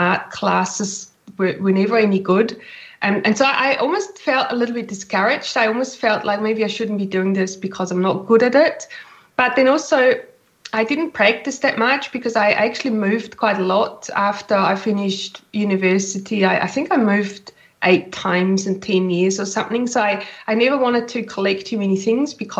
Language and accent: English; Switzerland; moved away as an adult; now in New Zealand; I've been in New Zealand for 20 years now, almost. I'm originally from Switzerland, hence my accent